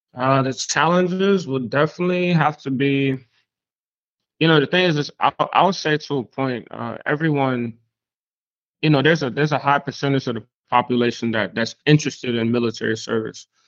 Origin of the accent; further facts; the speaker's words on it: Spring Lake, North Carolina, United States; also born or lived in an island outside the states; transitioning into Spring Lake, North Carolina, um, as I grew up.